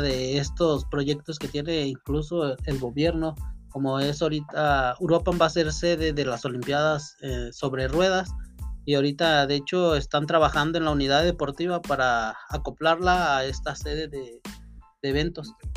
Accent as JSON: {"language": "Spanish", "town": "Uruapan", "region": "Michoacán", "country": "Mexico", "said": "Nosotros pues somos de Uruapan"}